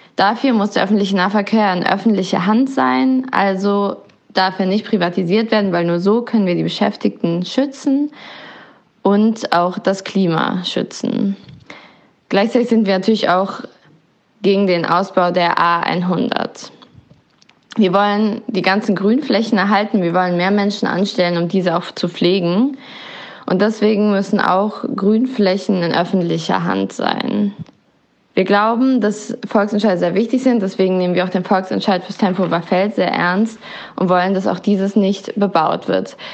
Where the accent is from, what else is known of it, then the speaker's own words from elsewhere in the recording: Berlin, Germany; also born or lived in Neukölln, Berlin; Ich komme ursprünglich aus Kreuzberg und lebe jetzt seit einigen Jahren hier in Neukölln